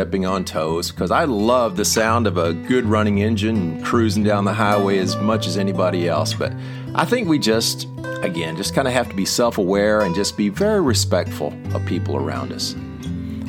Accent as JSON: {"language": "English", "town": "McKinney", "region": "Texas", "country": "United States", "tie": "born or raised there", "said": "I grew up in McKinney, Texas, which used to be a small town"}